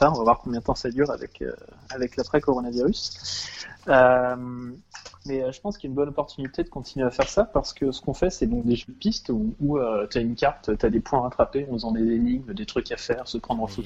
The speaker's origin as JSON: {"language": "French", "town": "Paris", "region": "Île-de-France", "country": "France", "said": "Alors, enfin, en tant que parisien, si tu veux faire du vélo, acheter un nouveau vélo, c'est peut-être pas une bonne idée"}